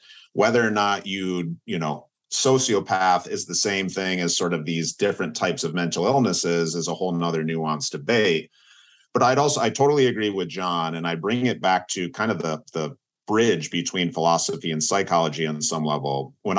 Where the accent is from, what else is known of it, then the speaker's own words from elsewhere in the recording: Midwest, United States; moved away; I've lived on both coasts of the United States. I grew up, born and raised in the Midwest.